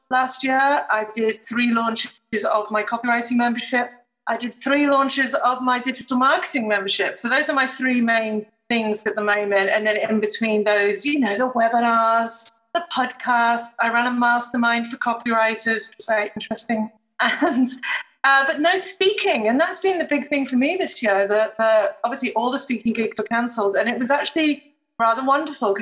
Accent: Chester, North West England, United Kingdom; moved away as an adult; now in Sydney, Australia; I am, of course, British, born in wonderful Chester near Manchester. But I've been here for about, 20 years now.

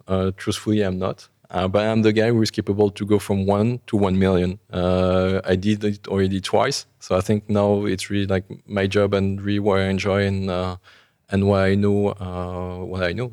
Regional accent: Paris, Île-de-France, France; I, I grew up in Paris

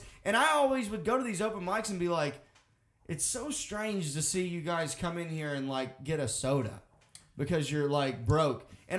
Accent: Russellville, Arkansas, United States; moved away as an adult; now in Massachusetts, United States; growing up in Russellville, Arkansas

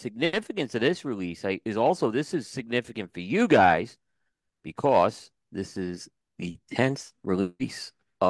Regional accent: Carolina, United States; I'm from Carolina

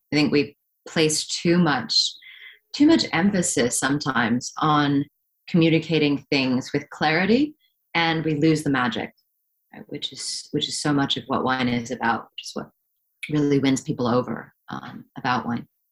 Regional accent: Hong Kong; moved away as an adult; growing up in Hong Kong

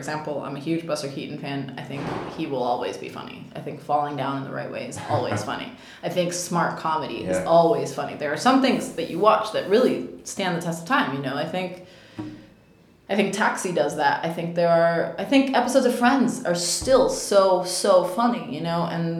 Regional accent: Cuba; accent: Cuban; So, they didn't think that my accent in Spanish worked because I had a Cuban accent.

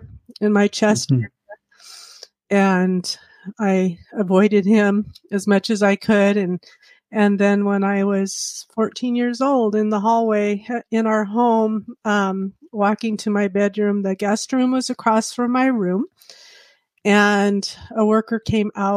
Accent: Montana, United States; I professed at Manhattan Convention because I grew up in Montana

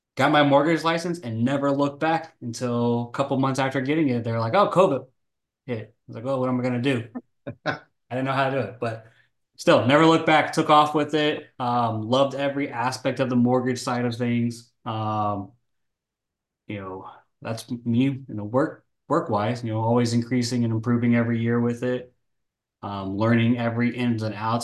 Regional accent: North Texas, United States; moved away as an adult; now in Florida, United States; I was born and raised in Texas.

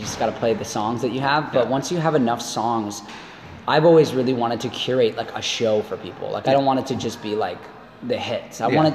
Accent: Canada; being Canadian was a massive part

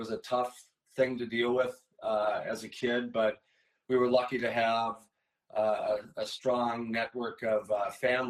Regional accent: Blaine, Minnesota, United States; also born or lived in Fridley, Minnesota; I was born in Fridley, Minnesota, and lived in Blaine

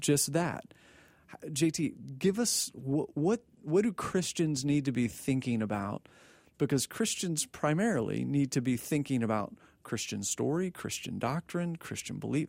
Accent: Texas, United States; born and raised in Texas

